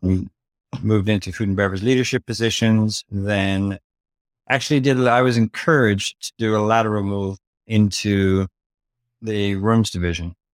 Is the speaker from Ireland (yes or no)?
yes; Dublin, Leinster, Ireland; moved away as an adult; also born or lived in London, England; I grew up in Dublin, Ireland